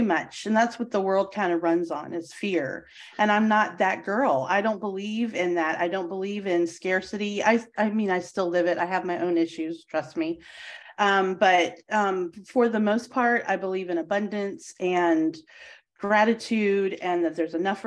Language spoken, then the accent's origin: English; Charlottesville, Virginia, United States; University of Virginia is where I grew up, is in Charlottesville.